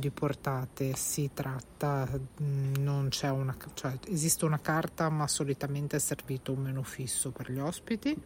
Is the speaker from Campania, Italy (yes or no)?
no; Genoa, Liguria, Italy; siamo genovesi